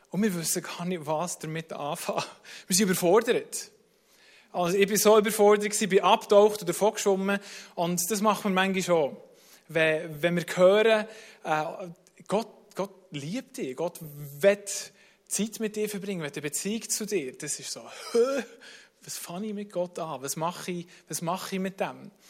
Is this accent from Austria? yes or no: no; Bern, Switzerland; sind wir mit zwei Familien, sind wir, äh, in Bernbiet aufgewachsen, sind wir in Taren schwimmen.